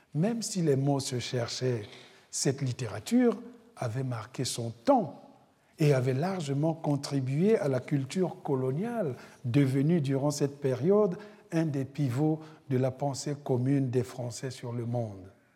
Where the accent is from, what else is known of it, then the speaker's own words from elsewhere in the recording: Republic of the Congo; moved away; mon pays d'origine, le Congo-Brazzaville